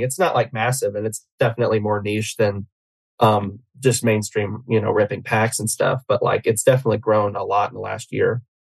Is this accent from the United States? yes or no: yes; Atlanta, Georgia, United States; I'm from Atlanta